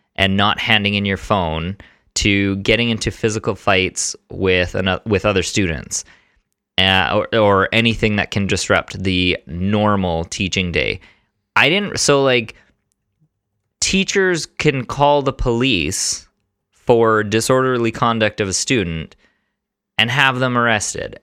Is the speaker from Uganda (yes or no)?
no; Canada; I'm Italian. I don't have any other ethnicities in there, um, but I was born in Canada.